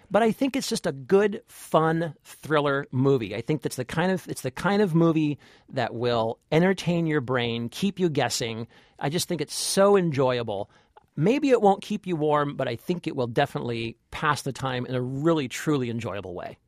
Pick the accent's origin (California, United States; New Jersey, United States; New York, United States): California, United States; I'm from California.